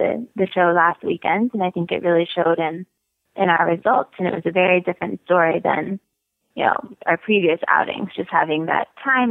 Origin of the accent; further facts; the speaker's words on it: North Carolina, United States; moved away as an adult; also born or lived in California; now in Wellington, United States; Grew up in North Carolina